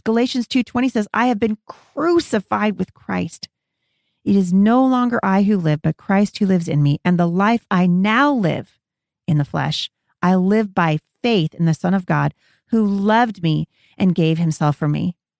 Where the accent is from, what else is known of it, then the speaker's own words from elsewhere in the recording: Pacific Northwest, United States; I was born here in the Pacific Northwest